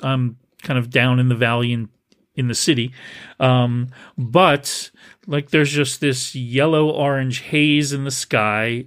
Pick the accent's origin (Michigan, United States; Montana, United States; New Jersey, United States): New Jersey, United States; also born or lived in New Brunswick, Canada; now in San Francisco Bay Area, United States; growing up in New Jersey, in New Brunswick, Canada during the summer